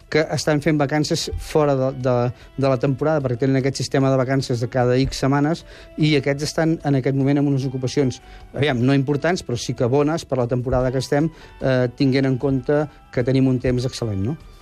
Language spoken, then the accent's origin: Catalan; Roses, Catalonia, Spain; al meu poble, Roses